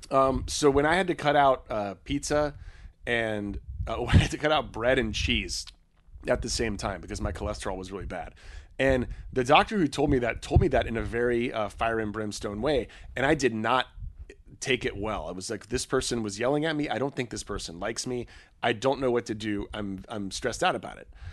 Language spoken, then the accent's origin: English; United States; we're from the States